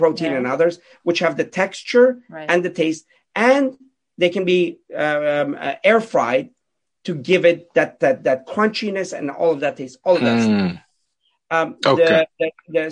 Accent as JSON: {"language": "English", "town": "Pittsburgh", "region": "Pennsylvania", "country": "United States", "tie": "born or raised there", "said": "I grew up in Pittsburgh"}